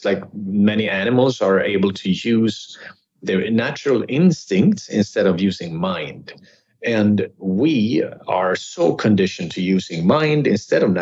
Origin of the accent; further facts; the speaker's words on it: Sweden; moved away as an adult; also born or lived in California; now in Los Angeles, United States; I grew up in Sweden